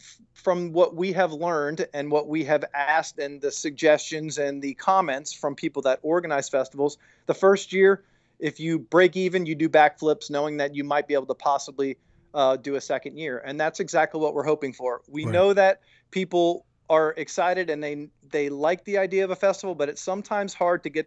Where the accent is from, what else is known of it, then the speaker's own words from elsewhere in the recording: Tampa, Florida, United States; I am from Tampa. This is my town.